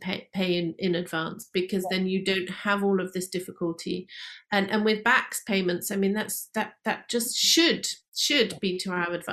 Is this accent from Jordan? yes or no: no; United Kingdom; we are British